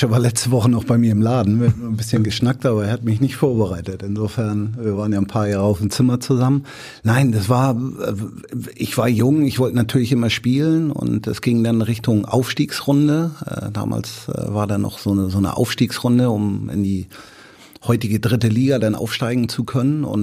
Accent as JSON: {"language": "German", "town": "Bramfeld", "region": "Hamburg", "country": "Germany", "tie": "born or raised there", "said": "ich bin ja in Bramfeld groß geworden und wir hatten eine sehr, sehr gute Jugendarbeit in Bramfeld"}